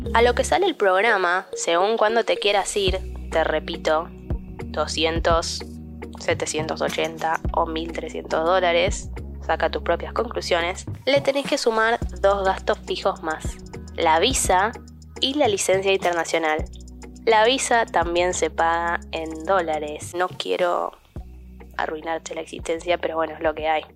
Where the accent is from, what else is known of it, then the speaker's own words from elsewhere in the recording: Argentina; also born or lived in United States; yo te estoy hablando de el programa de Auper en Estados Unidos siendo ciudadana argentina